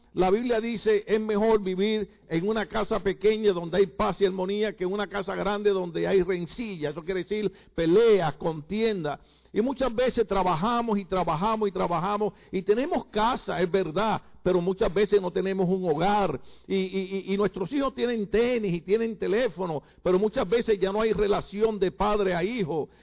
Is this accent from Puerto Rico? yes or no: yes; Puerto Rico; moved away; Nosotros le decimos a nuestras mamás en Puerto Rico vieja